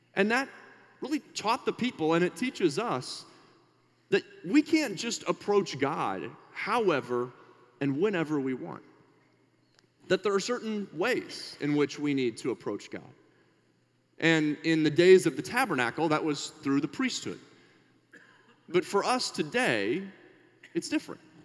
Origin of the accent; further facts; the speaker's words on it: Minnesota, United States; we're from Minnesota